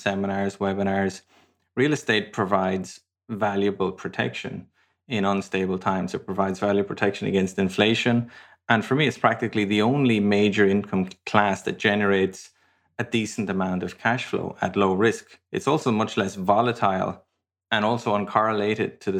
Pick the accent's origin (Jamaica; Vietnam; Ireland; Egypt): Ireland; moved away; also born or lived in London, United Kingdom / Madrid, Spain; I'm from Ireland originally. I lived in London for many years. I lived in Madrid, Spain for many years.